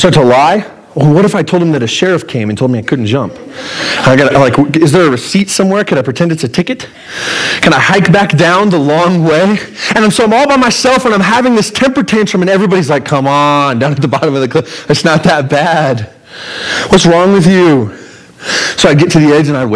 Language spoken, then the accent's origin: English; Pueblo, Colorado, United States; I'm from Pueblo. This is my home turf